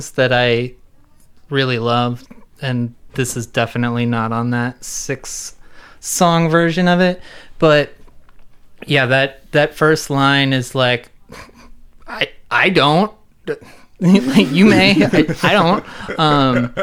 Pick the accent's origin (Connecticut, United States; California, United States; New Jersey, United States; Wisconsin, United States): New Jersey, United States; New Jersey, my home state.